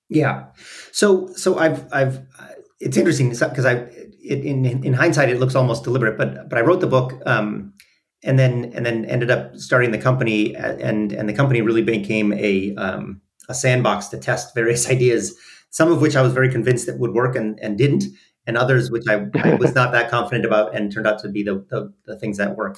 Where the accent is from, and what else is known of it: Minneapolis, Minnesota, United States; born or raised there